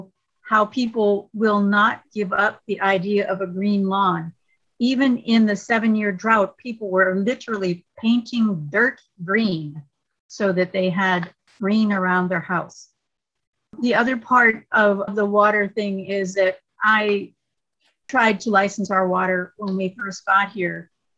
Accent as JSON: {"language": "English", "region": "California", "country": "United States", "moved": "yes", "said": "My background is in nursing, and I came from California. So I lived through a 7-year drought in California where literally we had one day of rain in that whole time."}